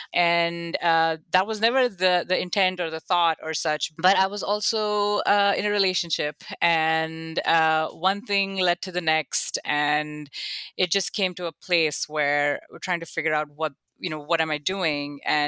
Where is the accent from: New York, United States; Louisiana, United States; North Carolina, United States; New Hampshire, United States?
New York, United States; Buffalo; oh, when I grew up in Buffalo, I saw this.